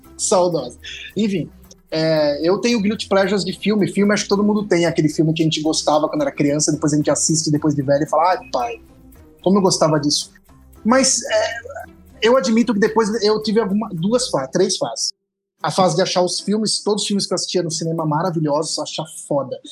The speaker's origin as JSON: {"language": "Portuguese", "region": "interior of São Paulo state", "country": "Brazil", "moved": "yes", "said": "eu não sou paulistano, Ana, né? eu sou paulista. Diferente. Por isso eu sou do interior de São Paulo"}